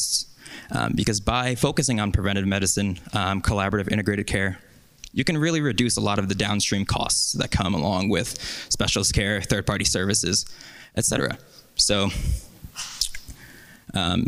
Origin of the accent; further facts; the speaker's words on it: New York, United States; I'm from New York